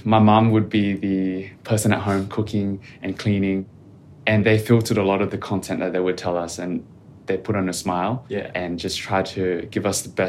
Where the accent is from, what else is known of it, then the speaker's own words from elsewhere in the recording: Australia; My background is Vietnamese, mm-hmm. but my parents came here as refugees. I was born in Australia and raised as an Australian, basically.